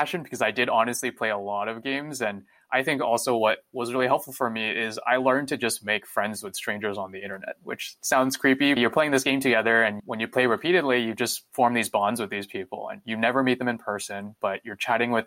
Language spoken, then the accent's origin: English; San Jose, California, United States; also born or lived in Taiwan; I was born in California, and I've actually been in Northern California for most of my life